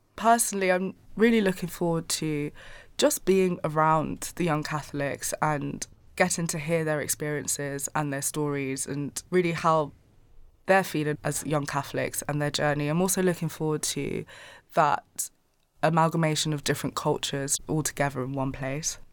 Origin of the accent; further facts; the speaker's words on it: Angola; I'm from Angola, so we speak Portuguese there